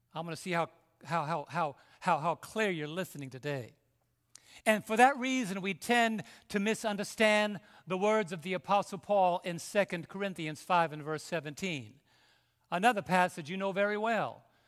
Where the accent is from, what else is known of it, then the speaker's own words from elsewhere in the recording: New York City, New York, United States; moved away; I was raised in New York City